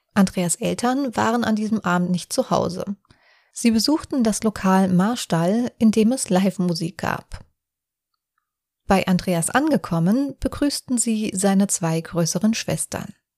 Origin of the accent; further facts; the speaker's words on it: Offenbach am Main, Hesse, Germany; ich aus Offenbach komme